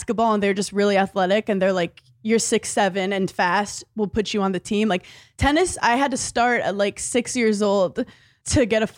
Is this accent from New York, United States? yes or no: yes; New York City, New York, United States; I grew up in Brooklyn, New York